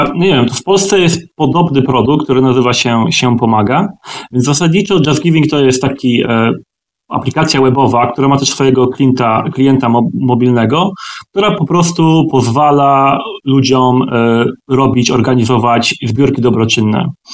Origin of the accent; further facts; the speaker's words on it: Twardogóra, Lower Silesian Voivodeship, Poland; moved away as an adult; also born or lived in Wrocław; now in London, United Kingdom; pochodzę w sumie z Wrocławia, spod Wrocławia, z takiej małej miejscowości o nazwie Twardogóra